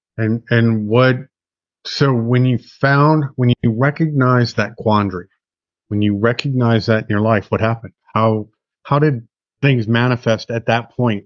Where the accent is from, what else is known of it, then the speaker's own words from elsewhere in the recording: United States; I'm an American I've lived in America my whole life